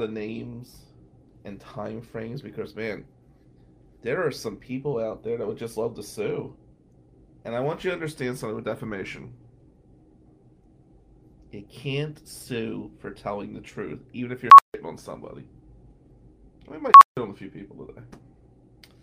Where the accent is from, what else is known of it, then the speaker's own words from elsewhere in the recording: Atlantic City, New Jersey, United States; moved away; growing up in Atlantic City